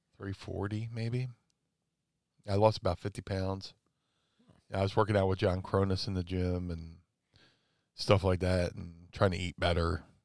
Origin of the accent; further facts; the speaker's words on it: Atlantic City, New Jersey, United States; I was growing up in Atlantic City at the time